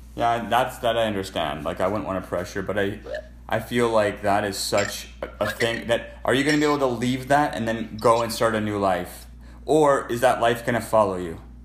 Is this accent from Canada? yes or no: yes; Alberta, Canada; I'm a Canadian, so je parle en français. I'm from Alberta.